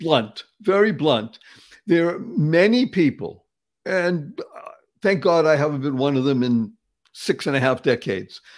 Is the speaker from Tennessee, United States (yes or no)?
no; Boston, Massachusetts, United States; moved away; I grew up in the area. I'm from Dorchester originally